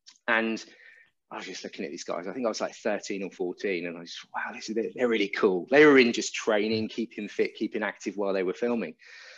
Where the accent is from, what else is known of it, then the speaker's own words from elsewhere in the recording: Roehampton, Mortlake, Sunbury, London, United Kingdom; moved away as an adult; So we moved out to Sunbury. We were Roehampton, then we were in my dad's job was Mortlake or Barnes, so we were in Mortlake. Then we moved out to Sunbury.